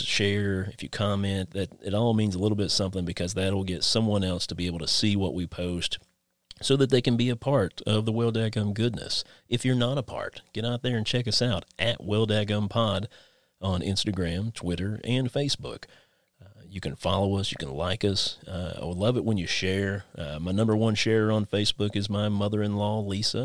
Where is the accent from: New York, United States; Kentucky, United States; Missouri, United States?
Kentucky, United States; Inez; moved away as an adult; we actually went to school together back in my hometown of Inez, Kentucky.